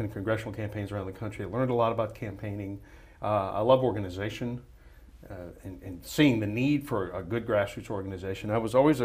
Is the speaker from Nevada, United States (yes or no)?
no; New Orleans, Louisiana, United States; moved away as an adult; now in Houston, United States; I'm a New Orleans native